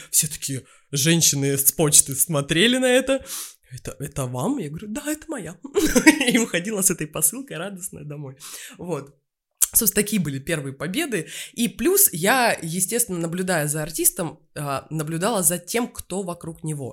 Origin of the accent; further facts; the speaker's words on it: Novotitarovskaya, Krasnodar Krai, Russia; now in Moscow, Russia; жила я и родилась в станице под Краснодаром, станица Новотиторовская